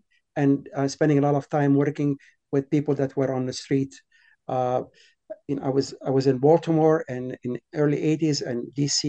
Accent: Alexandria, Alexandria Governorate, Egypt; moved away as an adult; now in Boston, United States; I was born in Alexandria, Egypt. As a teenager, age of 13, 14 years old, I was going to a Christian school there.

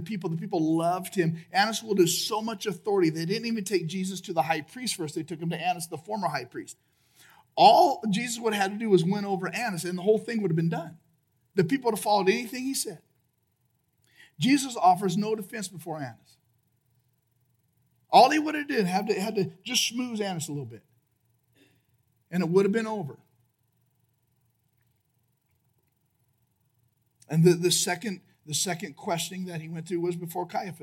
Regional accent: United States; I'm American

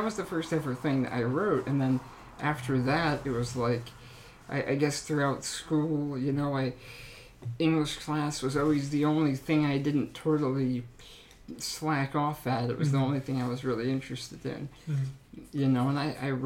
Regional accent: Upper Blackadie, Pennsylvania, United States; also born or lived in Edinboro, Pennsylvania; I grew up in Upper Blackadie, Pennsylvania, small town, about 10 miles south of here in Robbsville. So yeah, I've spent my whole life here except for college

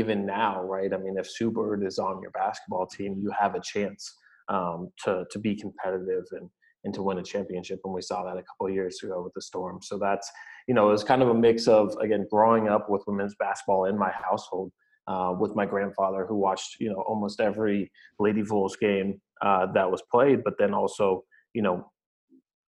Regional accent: California, United States; moved away as an adult; also born or lived in Salem, Oregon; a California kid where it's sunny

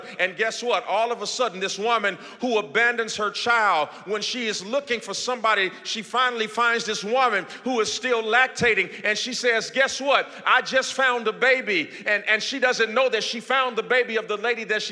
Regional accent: Gary, Indiana, United States; now in Houston, United States; my hometown right now in Gary, Indiana

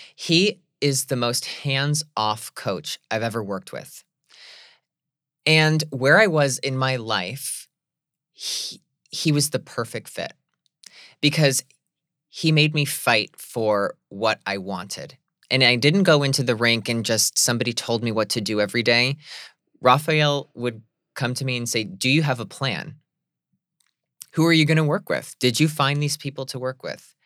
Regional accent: Scranton, Pennsylvania, United States; I remember being that young gay kid from Scranton, Pennsylvania, who felt like I was an alien in my hometown

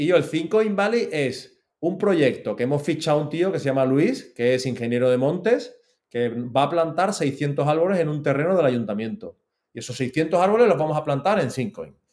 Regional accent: Seville, Andalusia, Spain; now in Málaga, Spain; yo soy malagueño adoptado, pero que yo soy sevillano

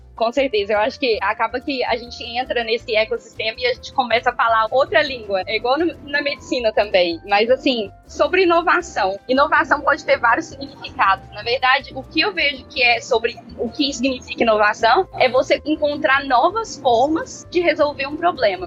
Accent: Belo Horizonte, Minas Gerais, Brazil; moved away as an adult; now in London, United Kingdom; sou de Belo Horizonte, nunca tinha saído do Brasil antes do Ciência Sem Fronteiras

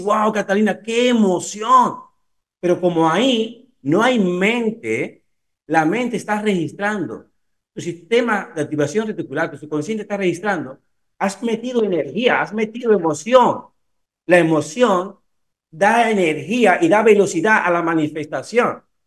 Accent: Cuba; also born or lived in Italy; now in Spain; yo soy cubano

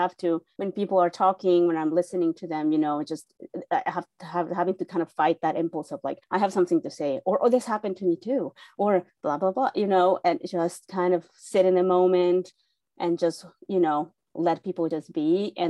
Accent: Mexico City, Mexico; moved away as an adult; now in United States; I am born and raised in Mexico City. During my first year in journalism school in college in Mexico City

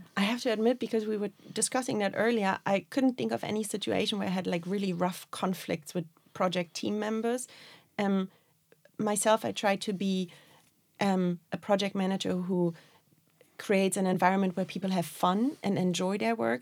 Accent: Berlin, Germany; moved away as an adult; now in Dublin, Ireland; I'm originally from Berlin

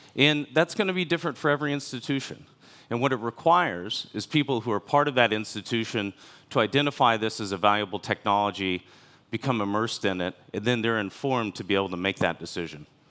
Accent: United States; moved away as an adult; also born or lived in China; I'm from America, the last fifteen years of my professional life were in different cities in China.

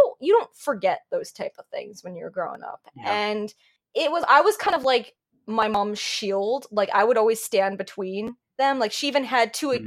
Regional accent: New Jersey, United States; accent: New Jersey; I'm calling it Jersey. Like people say only people from New Jersey call it Jersey, and then my accent starts coming out.

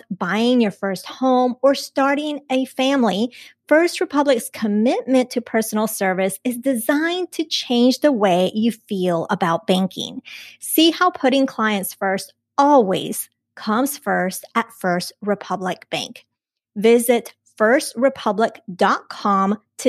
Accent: Colombia; I was born in Colombia.

